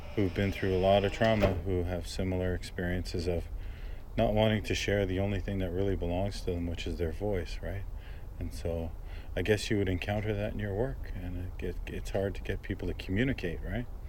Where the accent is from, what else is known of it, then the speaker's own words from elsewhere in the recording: Brampton, Ontario, Canada; growing up in Brampton